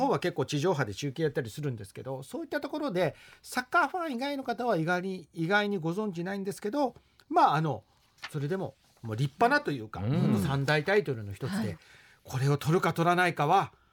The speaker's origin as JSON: {"language": "Japanese", "region": "Fukuoka", "country": "Japan", "said": "私たち福岡の人たち"}